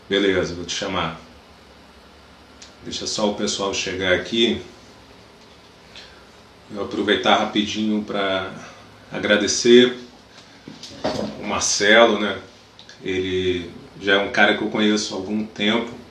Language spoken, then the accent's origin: Portuguese; Brazil; É que como bom brasileiro, eu tô com uma certa gambiarra aqui.